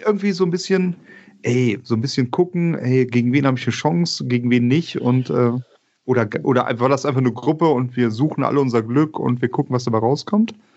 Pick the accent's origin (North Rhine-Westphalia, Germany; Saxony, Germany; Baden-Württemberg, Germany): North Rhine-Westphalia, Germany; Bonn; also born or lived in Kiel; ich bin ja Bonner, von daher ist mein Verein die Telekom Baskets Bonn